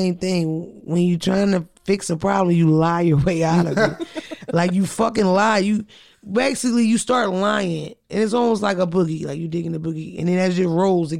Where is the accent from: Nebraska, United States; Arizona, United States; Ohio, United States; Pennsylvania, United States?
Pennsylvania, United States; Philadelphia; Shout out to Philadelphia because I'm from Philly